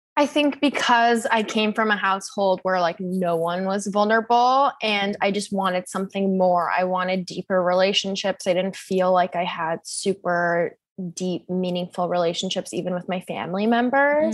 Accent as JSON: {"language": "English", "town": "Seattle", "region": "Washington", "country": "United States", "moved": "as an adult", "lives_now": "New York, United States", "said": "I'm actually originally from Seattle, Washington"}